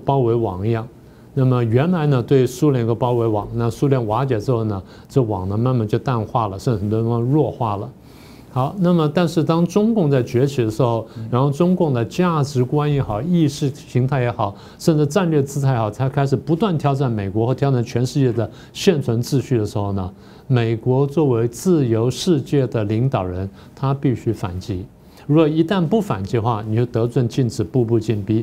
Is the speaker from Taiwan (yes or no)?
yes; Taiwan; 我们台湾人